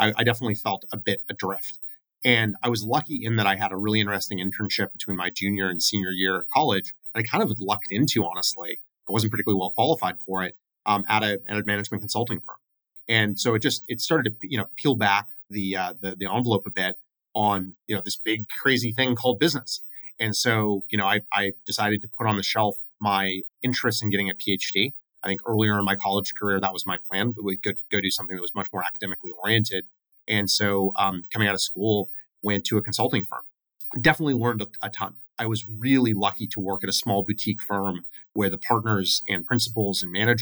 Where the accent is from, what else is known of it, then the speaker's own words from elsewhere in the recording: United States; also born or lived in Oregon / California; I am a very proud West Coaster. I grew up in Oregon and in California.